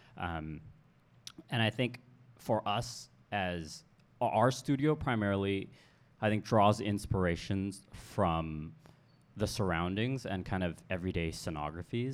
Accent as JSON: {"language": "English", "country": "Hong Kong", "tie": "born or raised there", "also_born_or_lived": "United States", "moved": "as an adult", "said": "born here, raised here. and then educated in the West"}